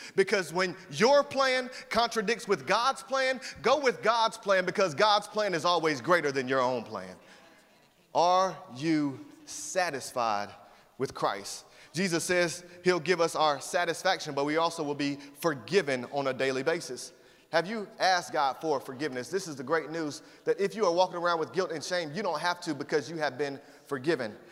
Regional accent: Atlanta, Georgia, United States; moved away as an adult; I lived in Atlanta, Georgia since I was 10 years old, and for several years as I grew up there

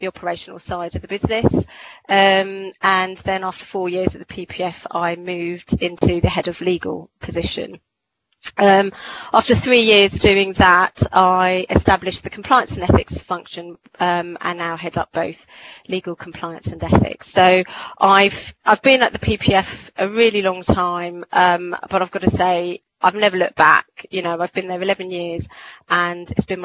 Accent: Croydon, London, United Kingdom; I was born and bred in Croydon

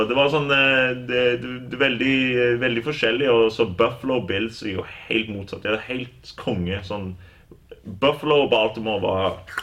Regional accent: Norway; moved away; also born or lived in Kansas, United States; jeg er, norsk, og jeg elsker Norge

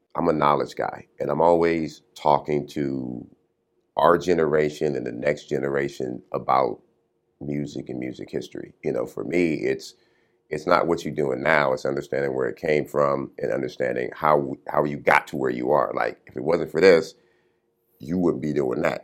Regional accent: Compton, California, United States; growing up in Compton

